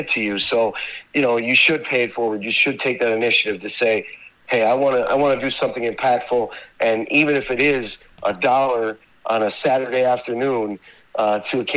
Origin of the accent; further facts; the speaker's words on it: Scranton, Pennsylvania, United States; also born or lived in Cleveland, Ohio; I was born in Cleveland, Ohio. You know, I lived in Cleveland until I was almost three, and then my family moved to Scranton, PA